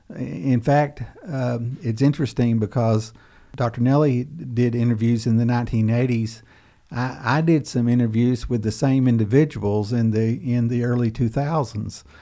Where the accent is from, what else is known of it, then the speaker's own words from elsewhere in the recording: Webster County, Western Kentucky, United States; growing up in Webster County in Western Kentucky